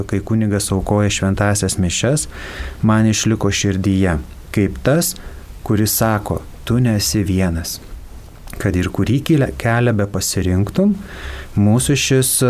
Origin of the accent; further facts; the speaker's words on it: Raseiniai, Jurbarkas district, Tauragė County, Lithuania; Aš gimiau švenčiausios mergelės Marijos parapijoje Raseiniuose, o po to gyvenau Jurbarko rajone esančiame Pašaltonio kaime, kur yra mergelės Marijos į dangų ėmimo bažnyčia.